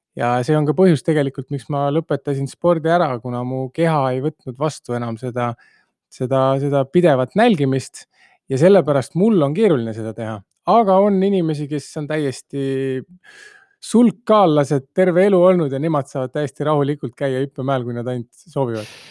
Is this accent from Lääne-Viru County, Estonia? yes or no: yes; Tamsalu, Lääne-Viru County, Estonia; pärit olen Tammsalust sileda maa pealt